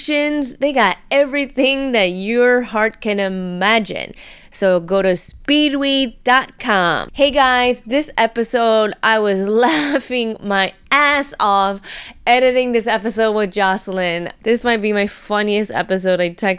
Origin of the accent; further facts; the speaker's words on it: United States; also born or lived in California; growing up in the United States and living there